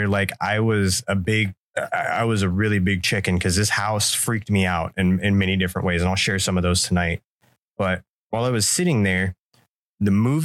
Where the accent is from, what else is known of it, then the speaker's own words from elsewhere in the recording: Florida, United States; I lived in a haunted house growing up in Florida